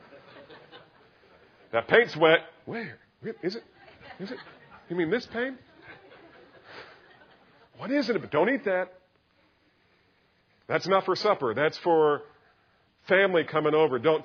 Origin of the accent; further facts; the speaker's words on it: New Jersey, United States; I grew up in New Jersey